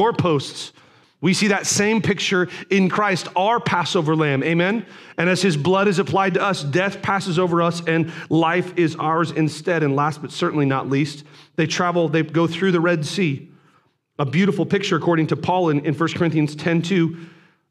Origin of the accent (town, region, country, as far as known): United States